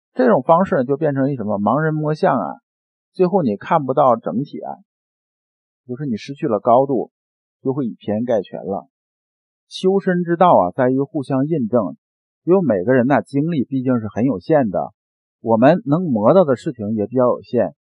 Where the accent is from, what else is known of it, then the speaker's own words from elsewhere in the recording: China; 我们中国人在听话的时候